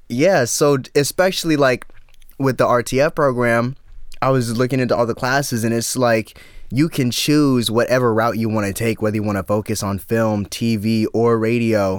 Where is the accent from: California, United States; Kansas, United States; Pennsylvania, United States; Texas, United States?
Texas, United States; Dallas suburbs; moved away as an adult; now in Austin, United States; I'm from Dallas.